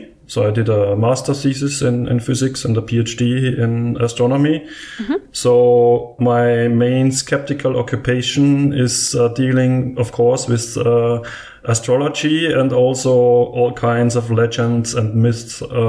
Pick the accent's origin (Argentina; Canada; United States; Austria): Austria; Vienna; I'm from Vienna in Austria.